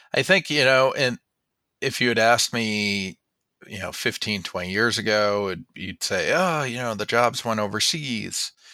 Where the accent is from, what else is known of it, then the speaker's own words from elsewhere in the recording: Springfield, Vermont, United States; also born or lived in Massachusetts (North Shore) / Colorado / New Hampshire; by birth from Massachusetts, but by upbringing from Vermont